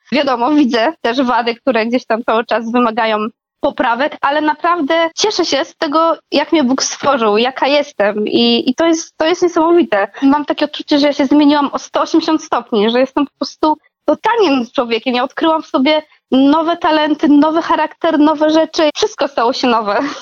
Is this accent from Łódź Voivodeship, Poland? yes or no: no; Podkarpacie, Subcarpathian Voivodeship, Poland; moved away; Ja pochodzę też z takiego małego miasta na Podkarpaciu